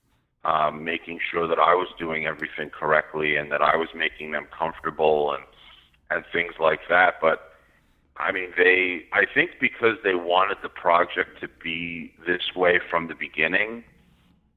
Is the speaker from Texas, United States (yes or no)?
no; Rockville Centre, New York, United States; I grew up in Rockville Center on Long Island